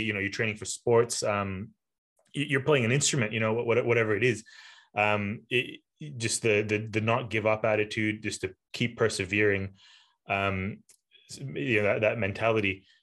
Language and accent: English; Malaysia; moved away; I'm from Malaysia originally